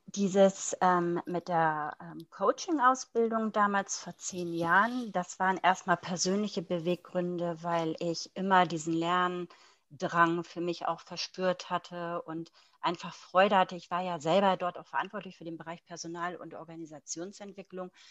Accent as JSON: {"language": "German", "country": "Germany", "tie": "born or raised there", "moved": "as an adult", "lives_now": "Luxembourg", "said": "bin aber eigentlich gebürtige Deutsche"}